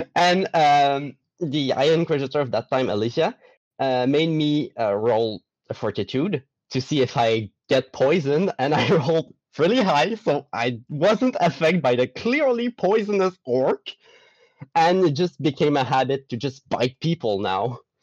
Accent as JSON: {"language": "English", "town": "Gaspé", "region": "Quebec", "country": "Canada", "said": "I'm from Quebec, not mm-hmm. the city, but the province. The, the city I'm from is Gaspé"}